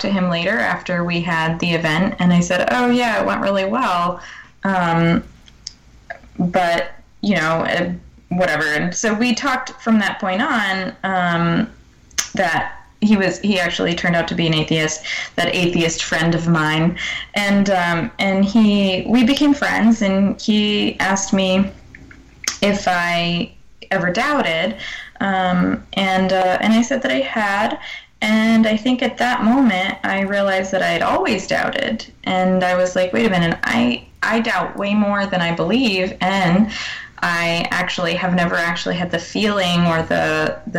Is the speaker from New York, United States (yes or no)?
yes; New York, United States; moved away as an adult; now in New Hampshire, United States; I lived in upstate New York for a while before I moved to New Hampshire, and I was pretty much, I am still a New Yorker.